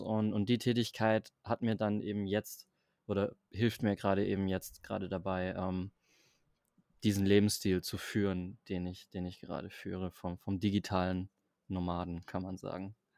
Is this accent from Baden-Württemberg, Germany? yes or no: yes; Stuttgart area, Baden-Württemberg, Germany; moved away as an adult; also born or lived in Berlin; Also ich komme ja aus dem Raum Stuttgart, das heißt Berlin ist ja dann schon nochmal ein bisschen weiter weg aus der ursprünglichen Heimat.